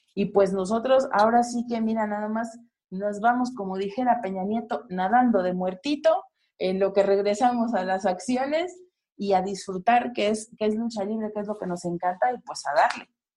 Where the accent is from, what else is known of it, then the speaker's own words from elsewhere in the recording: Mexico; como mexicanos a nosotros